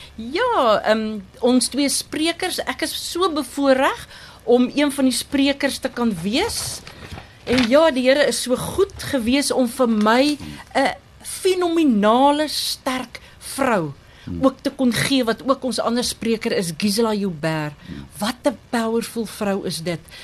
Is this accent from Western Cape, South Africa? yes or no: no; Thabazimbi, Limpopo, South Africa; moved away as an adult; also born or lived in Barberton; now in Lowveld, South Africa; Ek is gebore in Tabazimbi, 'n pragtige myndorpie, 'n bosveld dorp. Ek het groot geword op die mm. plaas